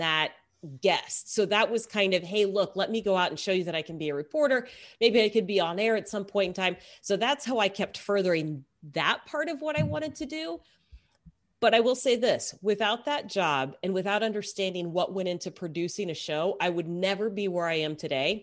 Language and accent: English; Texas, United States; I grew up in Texas